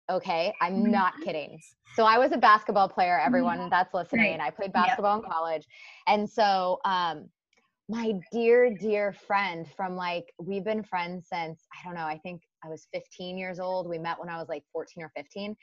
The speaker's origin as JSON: {"language": "English", "region": "Kansas", "country": "United States", "tie": "born or raised there", "said": "I was born and raised in Kansas, like middle of the states"}